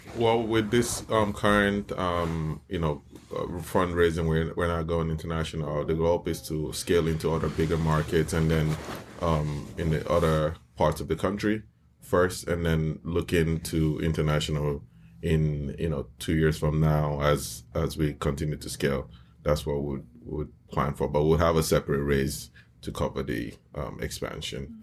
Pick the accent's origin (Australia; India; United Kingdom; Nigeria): Nigeria; now in United States; I grew up in Nigeria